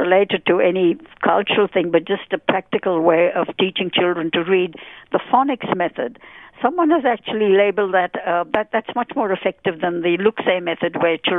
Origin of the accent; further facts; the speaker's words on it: India; moved away as an adult; also born or lived in United Kingdom; now in Australia; I was born in India and lived there for 23 years